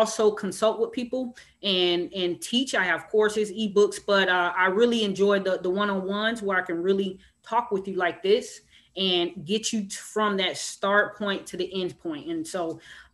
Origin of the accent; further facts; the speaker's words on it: Miami, Florida, United States; I'm from Miami, Florida